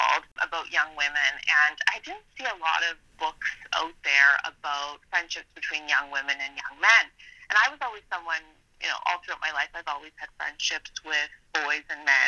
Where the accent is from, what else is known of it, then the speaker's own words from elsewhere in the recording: Annapolis Valley, Nova Scotia, Canada; moved away; I'm from the Annapolis Valley where the book is set, but then I did end up moving away.